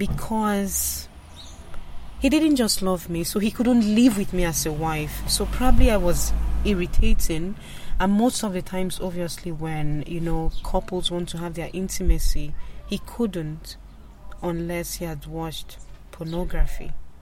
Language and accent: English; Nigeria; moved away as an adult; now in Ireland; I am originally from Nigeria, but now I'm an Irish citizen, and I'm very grateful for that. I came to Ireland in 2001